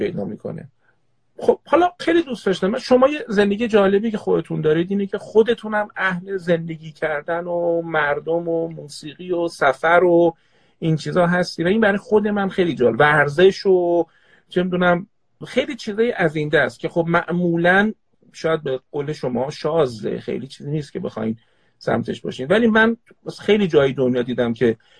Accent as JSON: {"language": "Persian", "town": "Tehran", "region": "Tehran Province", "country": "Iran", "tie": "born or raised there", "also_born_or_lived": "Qazvin", "said": "در حسنوات تهران به دنیا اومدم اصالتا خانواده پدریم قزوینی هستن"}